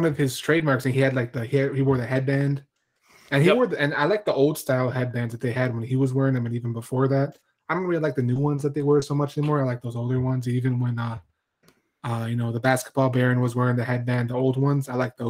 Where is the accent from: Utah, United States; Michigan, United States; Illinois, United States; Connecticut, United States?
Illinois, United States; Chicago; And I'm from Chicago